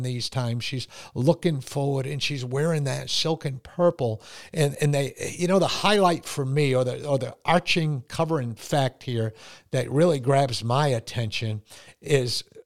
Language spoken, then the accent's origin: English; Connecticut, United States; I grew up in Connecticut in a very poor family